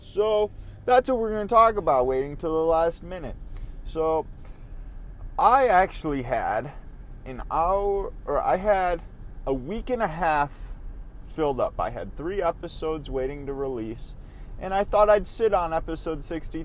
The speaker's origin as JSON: {"language": "English", "region": "Minnesota", "country": "United States", "said": "we're from Minnesota"}